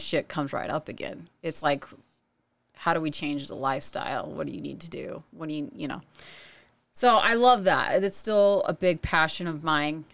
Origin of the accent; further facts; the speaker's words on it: Oregon, United States; moved away as an adult; also born or lived in Utah; now in Lehi, United States; I'm from Oregon originally